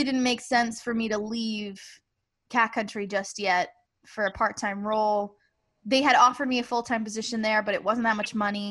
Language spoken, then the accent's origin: English; Rhode Island, United States; I'm from Rhode Island